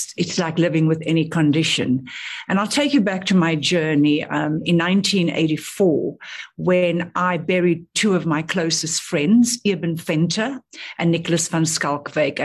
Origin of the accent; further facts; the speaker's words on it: South Africa; moved away as an adult; also born or lived in Australia; being a South African in Australia at that time, working in the ANC office